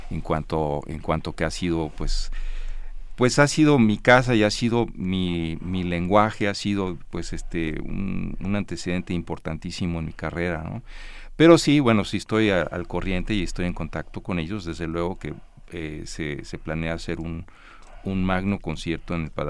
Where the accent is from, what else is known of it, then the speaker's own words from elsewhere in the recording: United States; born there; por haber nacido fuera de, yo nací en Estados Unidos